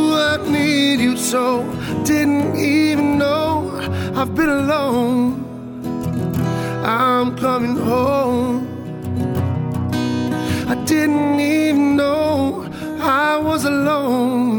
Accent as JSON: {"language": "English", "town": "Halifax", "region": "Massachusetts", "country": "United States", "tie": "born or raised there", "said": "I grew up, born and raised in Halifax."}